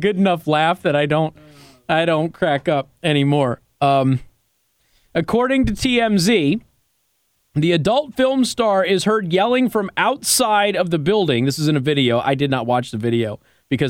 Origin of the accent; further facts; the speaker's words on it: Las Vegas, Nevada, United States; I'm from Las Vegas